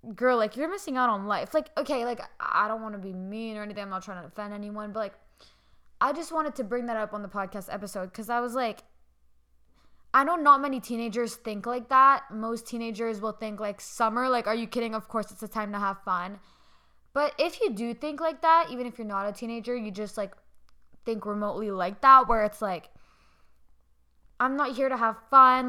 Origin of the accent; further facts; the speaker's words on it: Canada; I'm Canadian